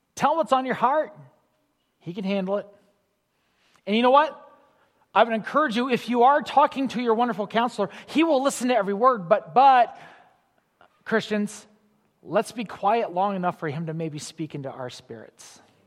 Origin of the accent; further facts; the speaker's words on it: Illinois, United States; I grew up in Illinois